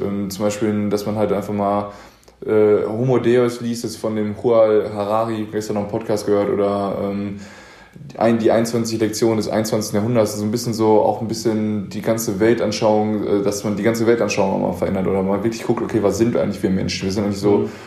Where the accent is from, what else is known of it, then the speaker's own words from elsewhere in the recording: Paderborn, North Rhine-Westphalia, Germany; komme ich aus Paderborn, einer also sehr konservativen Stadt